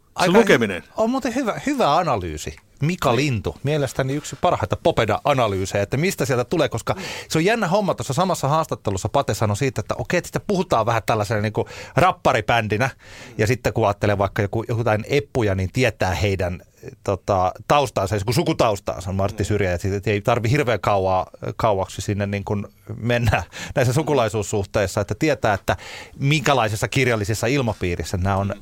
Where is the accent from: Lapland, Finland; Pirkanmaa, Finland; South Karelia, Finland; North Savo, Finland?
Pirkanmaa, Finland; Tampere; mä olen syntynyt Tampereella ja mä asun täällä